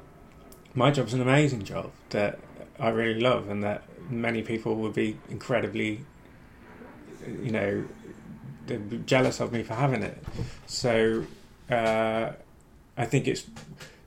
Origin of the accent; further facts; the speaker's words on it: Ilkley, Yorkshire and the Humber, United Kingdom; moved away as an adult; also born or lived in Hull / Leeds; now in London, United Kingdom; So I grew up in Ilkley, lived there, went to university when I was 18, which was in Hull, so I did not go particularly far.